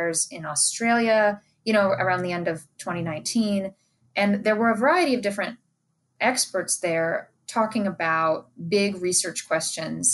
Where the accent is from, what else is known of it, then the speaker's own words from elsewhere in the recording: Southern California, United States; moved away; I grew up in Southern California